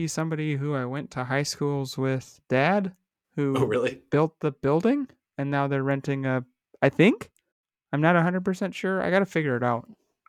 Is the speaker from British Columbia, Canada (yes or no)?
yes; Vancouver, British Columbia, Canada; And then but we're from Vancouver